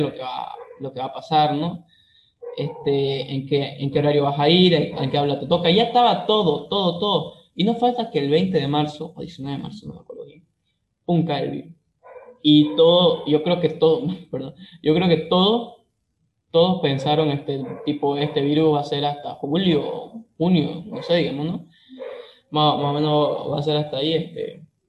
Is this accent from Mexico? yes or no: no; Santa Cruz de la Sierra, Santa Cruz, Bolivia; yo soy de Santa Cruz, Bolivia